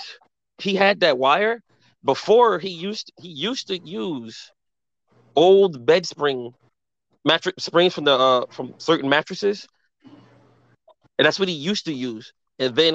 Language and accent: English; New Jersey, United States; I'm from Jersey, and I live in a town with a lot of Polish, Italian, Irish